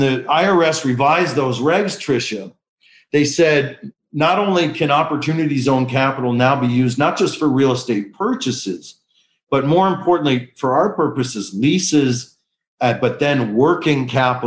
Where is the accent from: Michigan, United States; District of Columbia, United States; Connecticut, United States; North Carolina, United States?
Michigan, United States; Detroit; moved away as an adult; now in Washington, D.C., United States; I was born to two med students at Wayne State Med School in Detroit, Michigan. So, you know, being raised by two primary care docs in an inner city